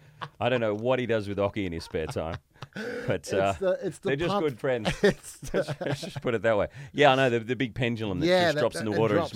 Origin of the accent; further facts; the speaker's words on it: Australia; We're all just bitsers in Australia, aren't we?